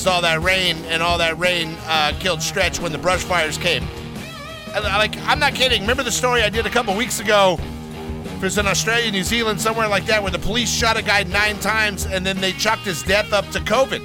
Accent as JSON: {"language": "English", "town": "Los Angeles", "region": "California", "country": "United States", "tie": "born or raised there", "said": "what I grew up with here in Los Angeles, California."}